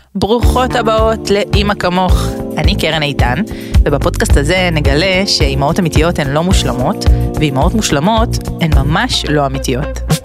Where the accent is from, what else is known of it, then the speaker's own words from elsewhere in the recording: Israel; moved away as an adult; גדלתי בתוכה, מן הסתם מגיל אפס